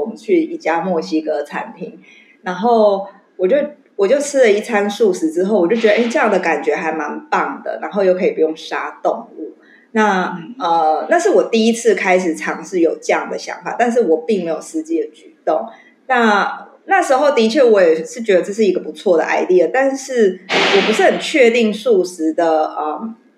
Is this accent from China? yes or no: no; Taiwan; 我们台湾人